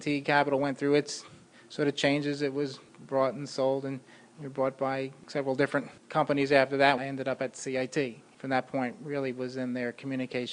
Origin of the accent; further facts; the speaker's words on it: North Brunswick, New Jersey, United States; also born or lived in Syracuse, New York; I grew up in about a half hour south of here in North Brunswick, New Jersey